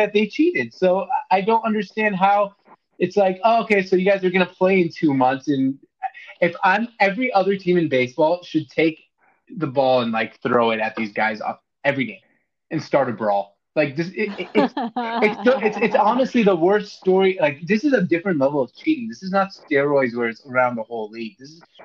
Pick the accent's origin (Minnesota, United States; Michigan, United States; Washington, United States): Washington, United States; Seattle; I'm a Seahawks fan because I'm from Seattle